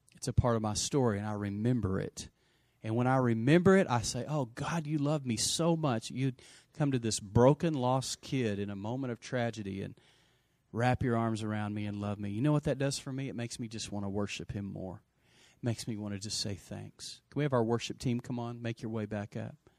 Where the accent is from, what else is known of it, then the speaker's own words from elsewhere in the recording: Lubbock, Texas, United States; also born or lived in Post, Texas; I grew up in Lubbock